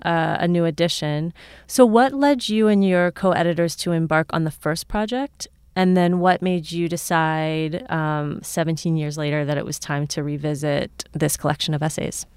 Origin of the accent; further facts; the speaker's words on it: Cincinnati, Ohio, United States; someone who's from here but has also lived a lot of different places